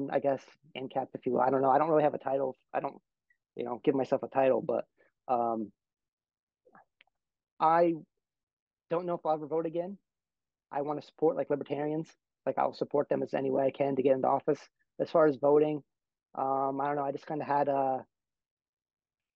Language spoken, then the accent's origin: English; New Jersey, United States; moved away; I'm originally from New Jersey. So that's a deep blue state, one of the bluest states in the country, but I'm from like a red area of a blue state